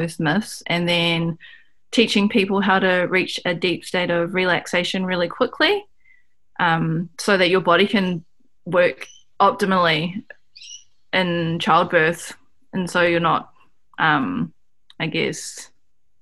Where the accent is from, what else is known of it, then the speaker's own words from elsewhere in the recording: Auckland, New Zealand; I grew up in Auckland, whereas my ancestors are from the top of the North Island of New Zealand